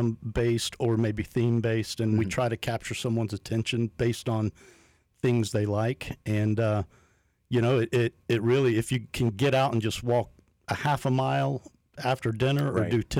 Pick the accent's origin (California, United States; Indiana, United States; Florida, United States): Florida, United States; Polk County; Born and raised in Polk, man.